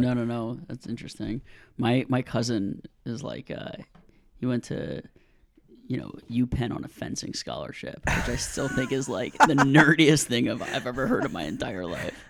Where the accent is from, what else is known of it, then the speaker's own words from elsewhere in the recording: New Orleans, Louisiana, United States; I grew up in New Orleans